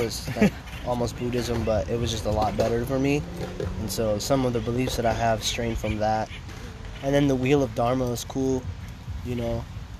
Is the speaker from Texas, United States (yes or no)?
no; Stockton, California, United States; I was born and raised in Stockton, California.